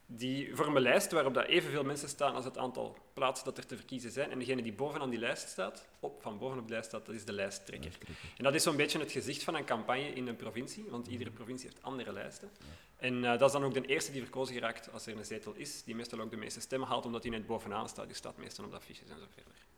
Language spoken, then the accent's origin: Dutch; Hoboken, Flanders, Belgium; also born or lived in Sint-Niklaas; now in Borgerhout, Belgium; Opgegroeid in Hoboken